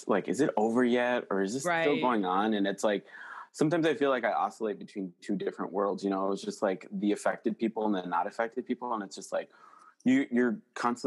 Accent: United States; I'm American

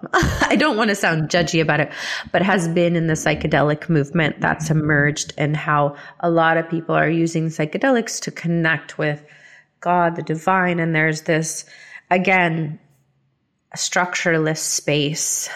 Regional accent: the South, United States; I started rejecting Christianity after growing up in the South.

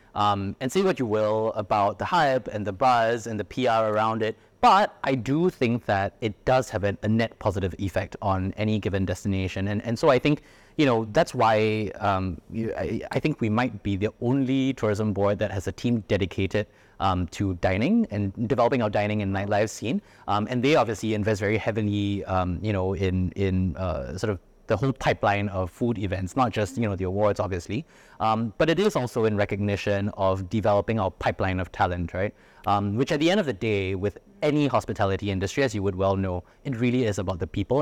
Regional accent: Singapore; moved away as an adult; now in Mumbai, India; growing up in Singapore

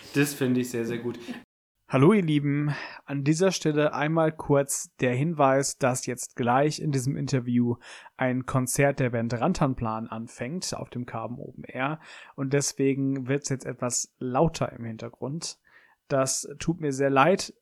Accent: Essen, North Rhine-Westphalia, Germany; also born or lived in Cologne; in Essen, wo ich geboren bin

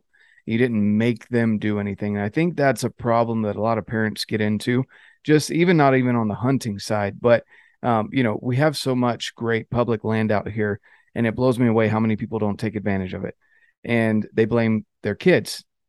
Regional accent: North Carolina, United States; You know, I came out here from North Carolina and I was on the verge of moving back.

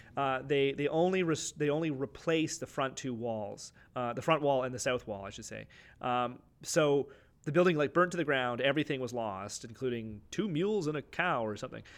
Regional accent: Clinton, Ontario, Canada; when we grew up in Clinton, you could get anything

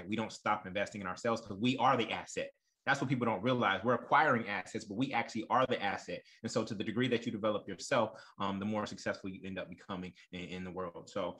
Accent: Oakland, California, United States; also born or lived in Brooklyn, United States / New Orleans, United States; I also invested in my hometown of Oakland, California, while living in Brooklyn.

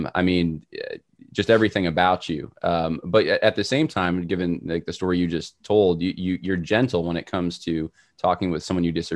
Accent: Los Angeles, California, United States; I was born in Los Angeles

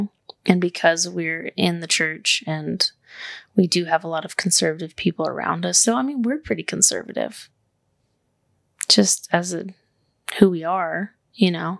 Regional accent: the South, United States; we're from the South

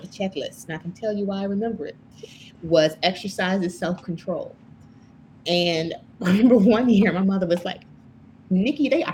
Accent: Chicago, Illinois, United States; growing up in Chicago

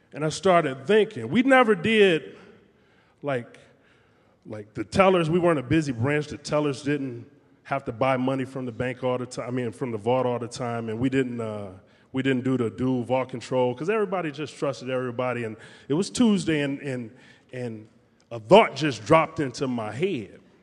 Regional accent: Detroit, Michigan, United States; We would flip quarters at the lunch table in high school in Detroit

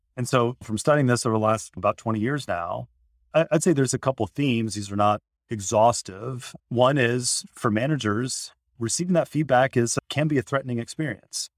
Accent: Indiana, United States; I grew up in Indiana

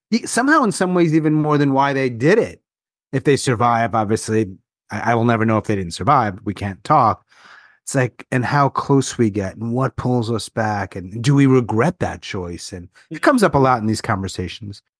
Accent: New York, United States; I'm from New York

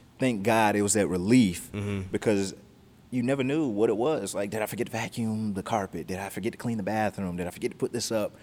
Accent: California, United States; also born or lived in Georgia; We moved to California from Georgia when I was 3 years old

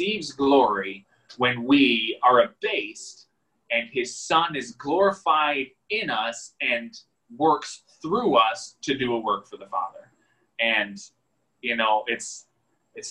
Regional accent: United States; as Americans

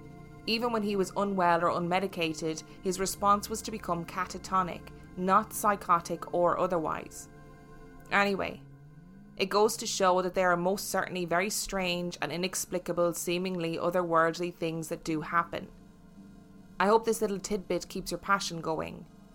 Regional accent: Brooklyn, New York, United States; The house I grew up in is in Brooklyn.

